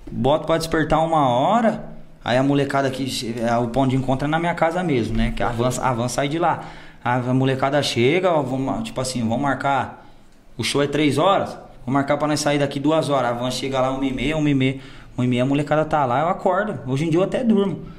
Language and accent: Portuguese; Minas Gerais, Brazil; No estado de São Paulo aqui, é, sou de Minas também